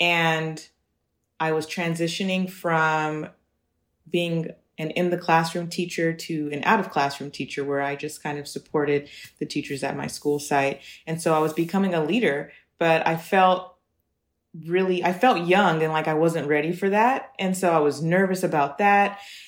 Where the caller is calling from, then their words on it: Los Angeles, California, United States; I'm 32 years old and, well, 32 and a half. And I'm calling from Los Angeles, California right now.